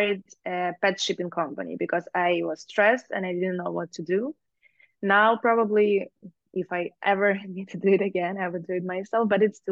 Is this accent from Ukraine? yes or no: yes; Ukraine; moved away as an adult; also born or lived in Germany; we're from Ukraine